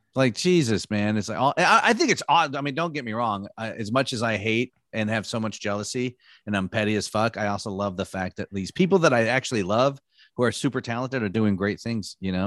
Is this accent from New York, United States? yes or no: no; Michigan, United States; moved away; also born or lived in Los Angeles; I grew up in Michigan